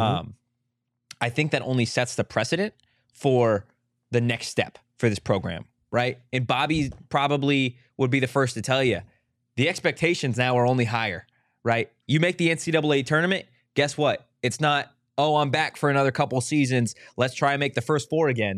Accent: San Diego, California, United States; I'm from San Diego

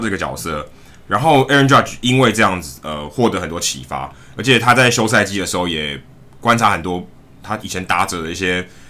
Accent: Taiwan; 我们因为身在台湾，然后我们，我跟Jackie其实是土生土长的台湾人

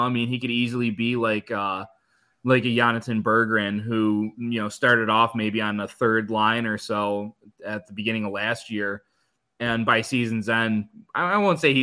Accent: Michigan, United States; growing up in Michigan my whole life

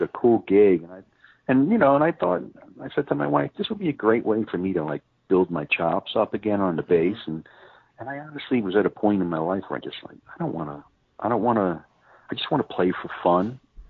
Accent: Brooklyn, New York, United States; moved away as an adult; I'm based out of, I was from New York. I mean, I'm from Brooklyn, New York, and I yeah. was living on Long Island. I had a band there. I moved here in 2012

